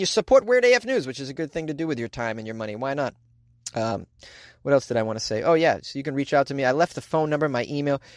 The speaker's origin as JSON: {"language": "English", "town": "Boston", "region": "Massachusetts", "country": "United States", "accent": "Boston", "said": "That's how we say it in Boston."}